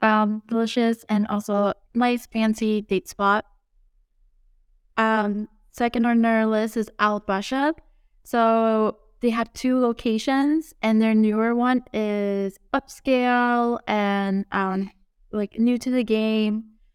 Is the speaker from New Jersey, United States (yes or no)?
yes; Fort Lee, New Jersey, United States; And I was from Fort Lee.